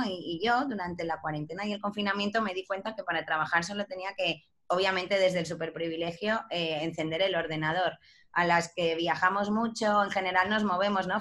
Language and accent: Spanish; Ibiza, Balearic Islands, Spain; yo que soy de Ibiza y ahora estoy en Ibiza